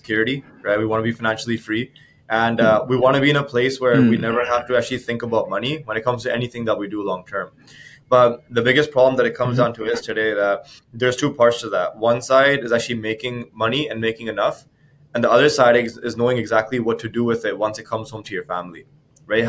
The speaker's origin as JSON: {"language": "English", "town": "Abbotsford", "region": "British Columbia", "country": "Canada", "tie": "born or raised there", "said": "I'm actually from Abbotsford, BC. For those of you guys listening that don't know where that is, that's a small town just outside of Vancouver. Born and raised"}